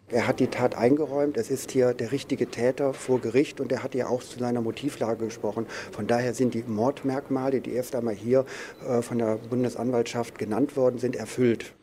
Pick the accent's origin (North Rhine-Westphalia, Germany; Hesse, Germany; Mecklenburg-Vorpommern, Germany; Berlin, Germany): Berlin, Germany; ich komme aus Berlin